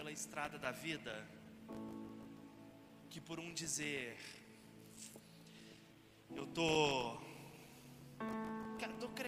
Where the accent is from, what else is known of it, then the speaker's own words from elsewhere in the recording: interior of Minas Gerais, Brazil; lá na minha cidade, interior de Minas.